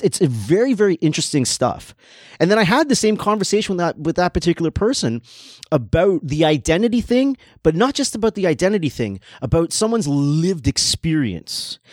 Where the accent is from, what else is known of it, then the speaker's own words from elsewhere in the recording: Canada; I'm born in Canada. I have Trinidadian influence all over the place because I grew up with two people that are from Trinidad.